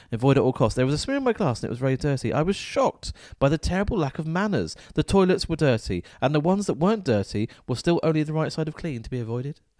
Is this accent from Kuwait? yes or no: no; Falmouth, South West England, United Kingdom; Falmouth is my hometown